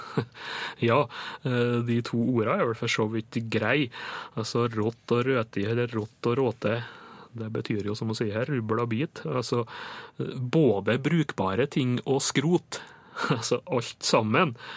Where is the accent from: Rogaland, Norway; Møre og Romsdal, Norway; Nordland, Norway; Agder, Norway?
Møre og Romsdal, Norway; Nordmøre; på Nordmøre, der jeg kommer ifra